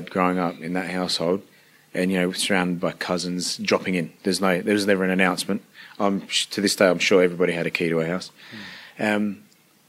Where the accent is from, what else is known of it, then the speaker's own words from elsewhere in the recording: Adelaide, South Australia, Australia; first language Italian dialect; English is a second language; I'm just a little Italian boy that grew up in Australia with Italian parents